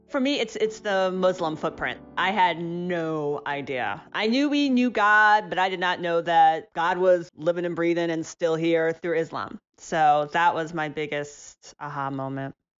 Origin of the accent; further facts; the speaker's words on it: Ohio, United States; growing up in Ohio